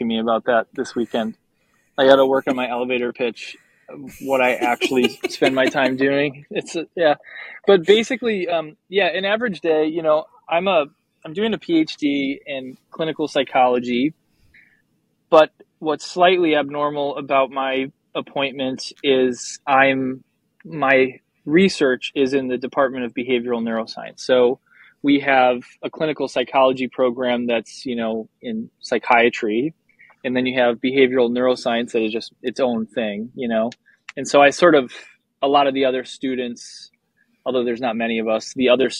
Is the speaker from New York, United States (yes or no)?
no; Wisconsin, United States; I grew up in Wisconsin